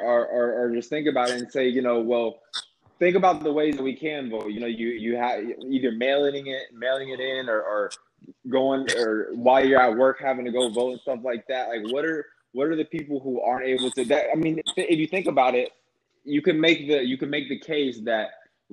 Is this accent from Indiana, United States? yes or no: no; Texas, United States; also born or lived in Tom Green County, Texas; I'm from Texas and I'm registered in Texas, but I'm registered in Tom Green County, which is 4 hours away from where I'm at right now.